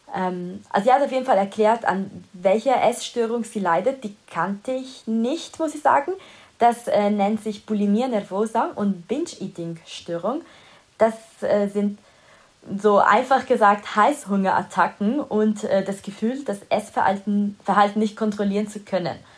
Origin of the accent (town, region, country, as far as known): Italy; first language Italian; German is a second language; moved away